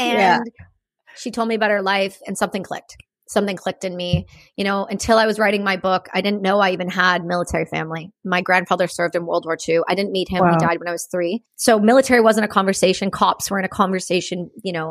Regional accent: Campbellford, Ontario, Canada; also born or lived in Belleville, Ontario / Cobourg, Ontario; So I grew up in a small town in Ontario called Campbellford near the Trenton Air Base.

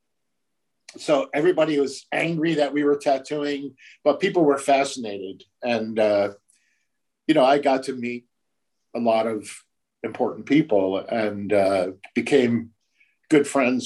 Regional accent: United States; being an American

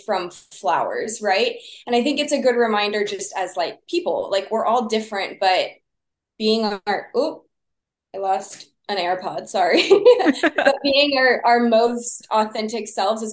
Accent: Texas, United States; I grew up in Texas

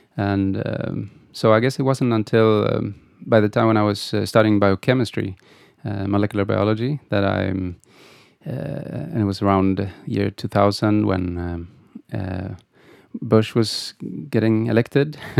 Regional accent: Gothenburg, Västra Götaland, Sweden; I, I grew up in Gothenburg.

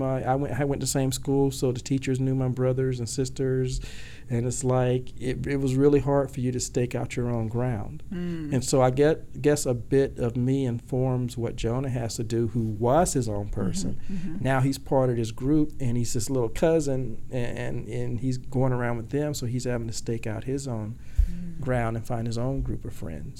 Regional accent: Georgia, United States; now in Washington, D.C. metro area, United States; I am from Georgia, as I said, and so I came here to the Washington, D.C. metro area.

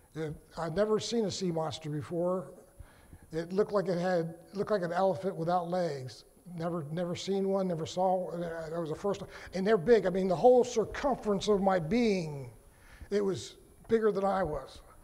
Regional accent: Virginia, United States; am from Virginia

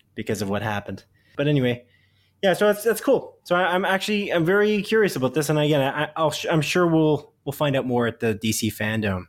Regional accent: Canada; a small town outside of Guelph in Canada, 'cause we're Canadian

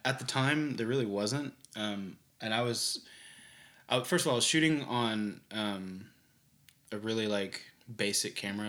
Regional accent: Bartlesville, Oklahoma, United States; born or raised there; also born or lived in Tulsa, Oklahoma / Pittsburgh, Kansas / Clearwater, Florida; now in Oklahoma City, United States

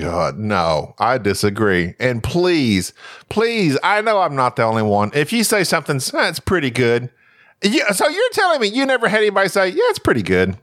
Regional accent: United States; I'm American

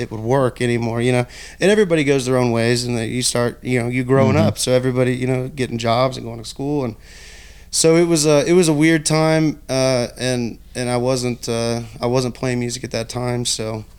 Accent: Osawatomie, Kansas, United States; also born or lived in Olathe, Kansas; I was born in Olathe and grew up in Osawatomie

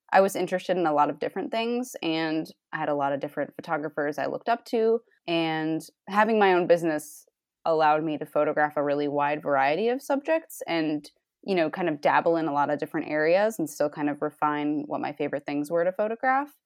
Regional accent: Rhode Island, United States; now in Cleveland, United States; I'm in Cleveland, Ohio now, but I grew up in Rhode Island.

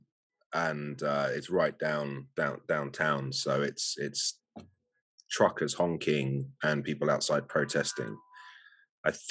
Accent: London, United Kingdom; I was born in England, London

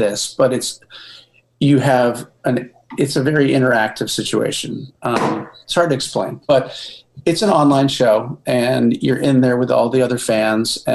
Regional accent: Virginia, United States; moved away as an adult; now in Rhode Island, United States; I'm originally from Virginia

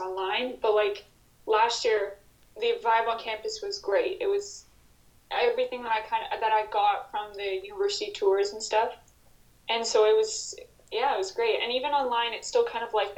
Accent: Ottawa, Ontario, Canada; I grew up in Ottawa, elementary school, high school, everything in Ottawa

